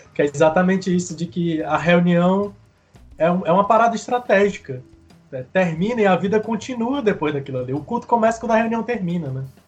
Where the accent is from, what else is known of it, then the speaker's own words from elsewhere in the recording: Chorozinho, Ceará, Brazil; eu sou de Chorozinho, né? Cidadezinha lá no interior do Ceará. E meus pais até hoje moram lá na zona rural. Eu cresci na zona rural.